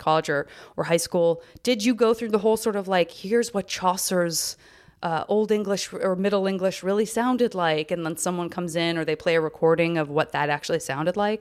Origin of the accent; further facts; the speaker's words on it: the West, United States; now in Los Angeles, United States; growing up in the West